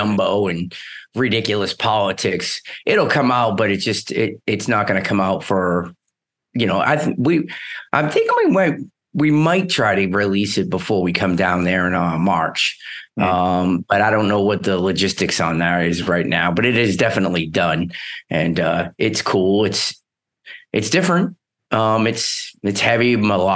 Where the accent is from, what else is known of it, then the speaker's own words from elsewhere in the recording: Northeast, United States; I'm from the Northeast